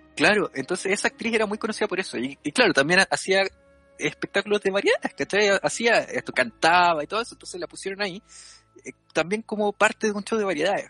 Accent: northern Chile, Chile; soy del norte de Chile, en Tofa.

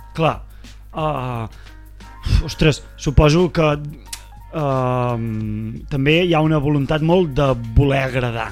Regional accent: Vic, Catalonia, Spain; vaig créixer a Vic

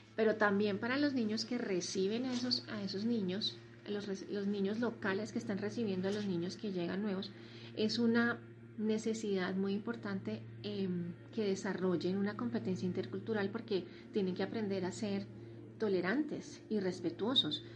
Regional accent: Colombia; vivimos en el mismo país, somos colombianos, hablamos la misma lengua

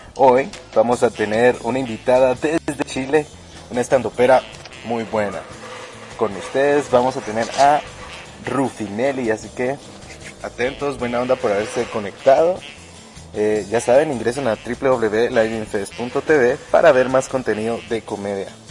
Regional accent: Guatemala; aquí en mi país

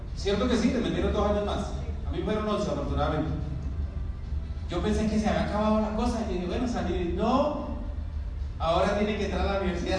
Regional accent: Venezuela; Yo soy de Venezuela

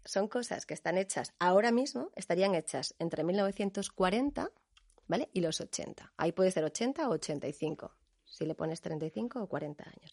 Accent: Canary Islands, Spain; yo que soy canaria

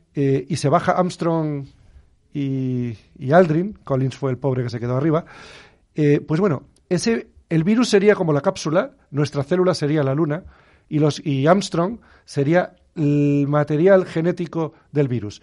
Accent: Canary Islands, Spain; moved away; me crié en las Islas Canarias

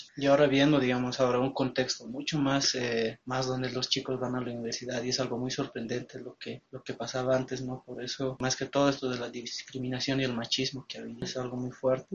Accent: El Alto, La Paz, Bolivia; Nací en el Alto, sigo estudiando la carrera de Derecho, también crecí en el Alto

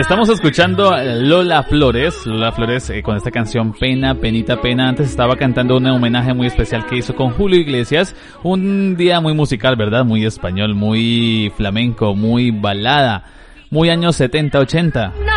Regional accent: Colombia; accent: Colombian; now in Tenerife, Spain; algunas expresiones, algunas palabras para no parecer tan colombiano

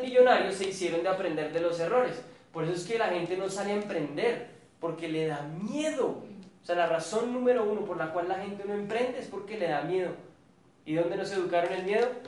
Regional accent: Colombia

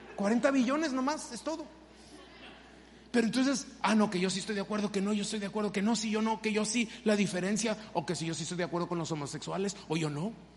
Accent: Mexico; moved away; yo soy mexicano y obviamente siempre le voy a ir a México

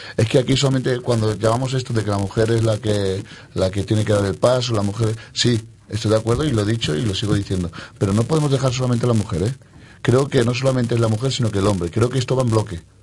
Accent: Spain; yo soy español. Y no solamente soy español porque yo haya nacido

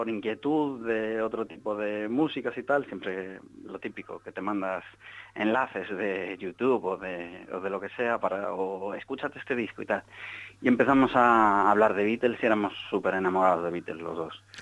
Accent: Galicia, Spain; now in Seville, Spain; yo soy gallego, pero llevo dos años ahora viviendo en Sevilla.

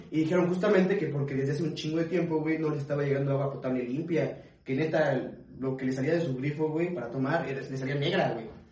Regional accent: Chiapas, Mexico; now in Puebla, Mexico; soy de Chiapas

